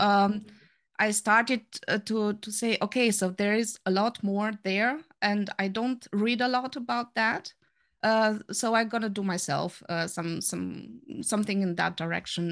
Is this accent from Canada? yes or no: no; Romania; moved away as an adult; also born or lived in Germany; now in Saarbrücken, Germany; I'm from Germany. I'm here, uh, since twenty-four years already. Uh, originally coming from Romania